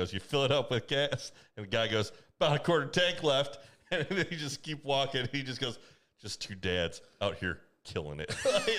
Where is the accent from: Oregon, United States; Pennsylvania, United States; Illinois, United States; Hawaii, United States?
Illinois, United States; Morris; I'm from Morris.